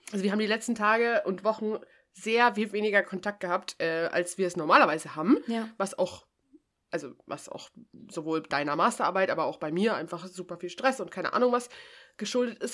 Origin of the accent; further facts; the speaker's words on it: Bavaria, Germany; für mich als Bayerin